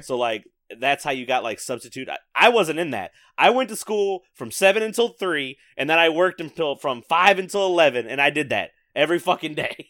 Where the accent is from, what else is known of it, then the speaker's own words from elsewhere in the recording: the South, United States; growing up in the South